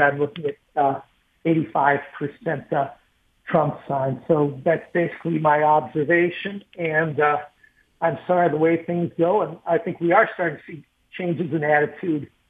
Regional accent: Oakland County, Michigan, United States; moved away as an adult; also born or lived in New Orleans; now in Chesterfield, United States; I grew up in Oakland County

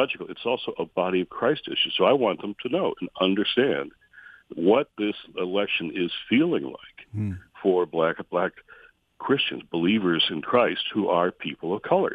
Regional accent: Michigan, United States; my home state of Michigan

